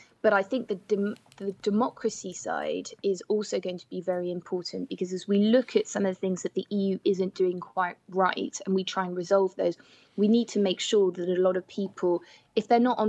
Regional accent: United Kingdom; I'm European, but I'm also British.

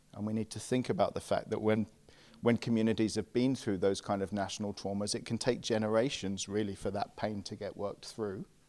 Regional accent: England, United Kingdom; we English

